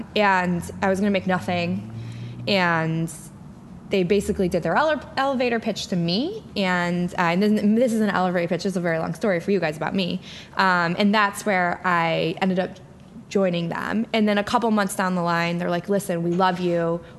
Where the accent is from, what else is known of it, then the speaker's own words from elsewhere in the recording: Rome, New York, United States; So I grew up around here. I'm actually from Rome, New York.